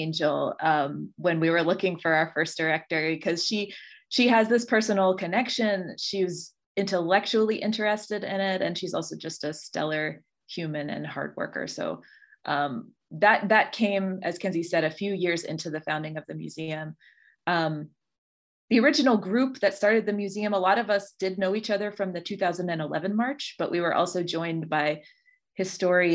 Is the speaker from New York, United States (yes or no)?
no; Charleston, West Virginia, United States; I grew up here in West Virginia, in Charleston